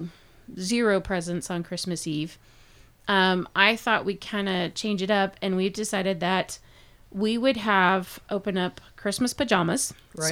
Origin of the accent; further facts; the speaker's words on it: West Coast, United States; I grew up on the West Coast